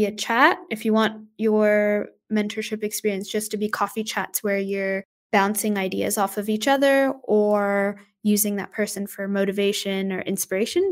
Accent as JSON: {"language": "English", "region": "Texas", "country": "United States", "tie": "born or raised there", "moved": "as an adult", "lives_now": "Australia", "said": "I grew up in Texas"}